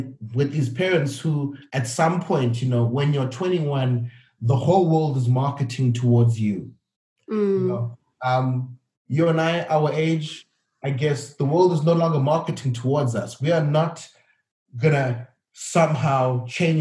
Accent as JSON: {"language": "English", "town": "Cape Town", "region": "Western Cape", "country": "South Africa", "tie": "born or raised there", "also_born_or_lived": "Gwanda, Zimbabwe", "said": "my background is growing up in South Africa. Everything we did at home, the food I ate, the conversations we had, we were Zimbabwean"}